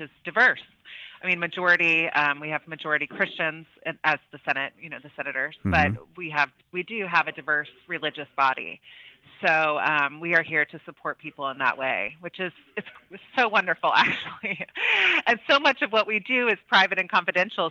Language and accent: English; Oklahoma City, Oklahoma, United States; moved away as an adult; also born or lived in Austria; now in Washington, D.C., United States; I was from Oklahoma City. And so my high school took a trip out to Frontier Ranch.